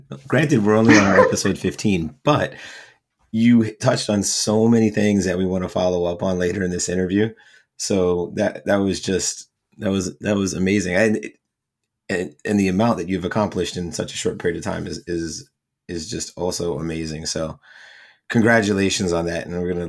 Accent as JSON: {"language": "English", "region": "Northeast", "country": "United States", "tie": "born or raised there", "moved": "yes", "said": "Growing up in the Northeast and having to deal with cold winters and the weather"}